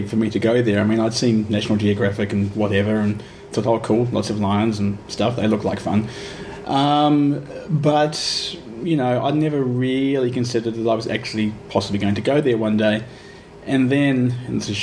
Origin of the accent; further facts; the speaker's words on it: Ashburton, Canterbury, New Zealand; moved away as an adult; now in Melbourne, Australia; I grew up in a small town in New Zealand called Ashburton